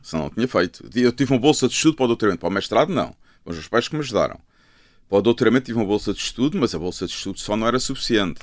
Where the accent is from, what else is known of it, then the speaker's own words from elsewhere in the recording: Lisbon, Portugal; also born or lived in Luanda, Angola / Azores / London; now in Malveira da Serra, Portugal; a minha infância foi crescer em Miraflores e Algés e depois no Restelo. Foi isso, sempre vivi em Lisboa